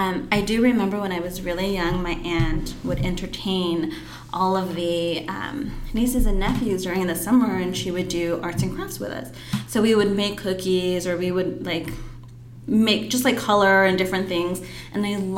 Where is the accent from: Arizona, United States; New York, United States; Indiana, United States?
Arizona, United States; Phoenix; I grew up in downtown Phoenix